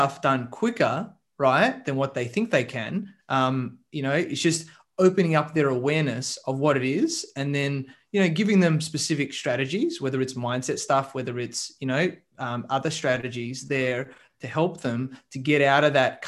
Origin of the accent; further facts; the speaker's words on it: Adelaide, South Australia, Australia; moved away; I grew up in Adelaide, in the smaller place in Australia, South Australia there.